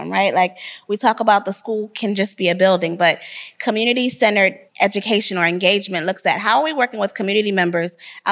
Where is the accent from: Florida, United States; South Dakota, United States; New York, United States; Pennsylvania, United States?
Pennsylvania, United States; Philadelphia; now in Atlanta, United States; I am originally from Philadelphia, so I'm a native Philadelphian. I currently live in Atlanta.